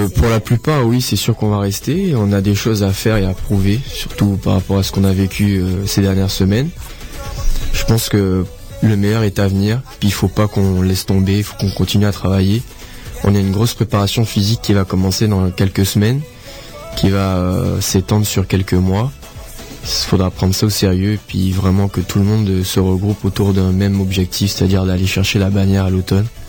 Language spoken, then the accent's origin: French; Martinique; moved away; là où j'ai grandi et j'ai été éduqué au soccer